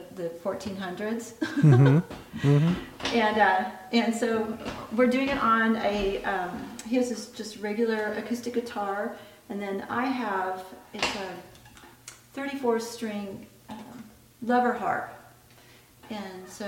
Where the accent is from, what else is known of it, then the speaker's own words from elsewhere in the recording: Parkville, Missouri, United States; I'm from Parkville